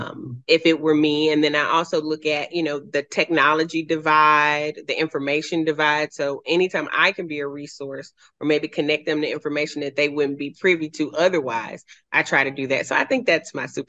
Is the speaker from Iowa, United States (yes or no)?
no; Memphis, Tennessee, United States; moved away as an adult; also born or lived in Southern California; now in Franklin, United States; I grew up in what's called Fraser. It's close to Millington, but it's kind of wedged between North Memphis